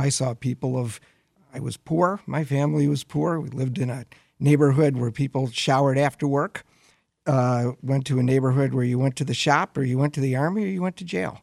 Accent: Flint, Michigan, United States; I grew up in Flint

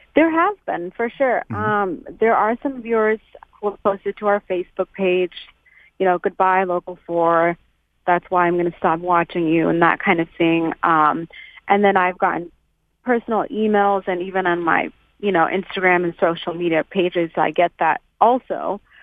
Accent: United States; as a post 9/11 era child, as an American Muslim child to be specific

